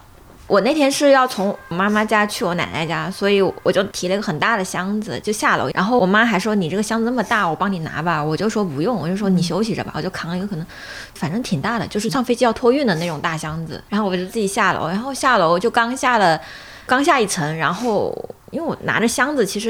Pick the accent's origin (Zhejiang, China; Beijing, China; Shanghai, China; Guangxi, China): Guangxi, China; Liuzhou; 我家是柳，我是柳州人，